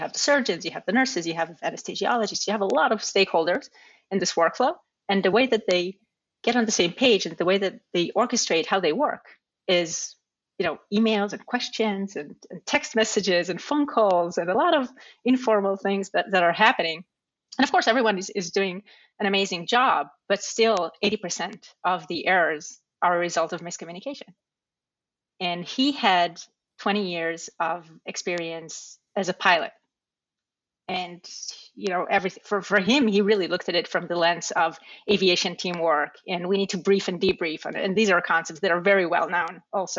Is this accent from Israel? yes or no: yes; Israel; now in New York, United States; I grew up in Israel